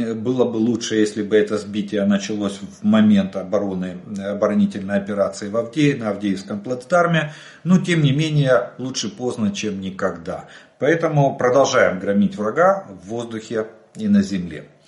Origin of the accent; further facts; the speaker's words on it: Ukraine; мы из Украины